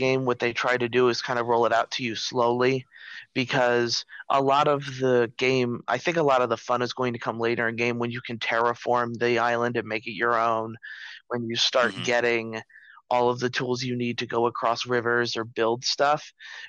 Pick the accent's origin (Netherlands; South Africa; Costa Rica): Costa Rica; Paraíso; born there; I named it after the town I was born in Costa Rica, which is Paraíso. It's not really the town I was born in, but where I kind of started.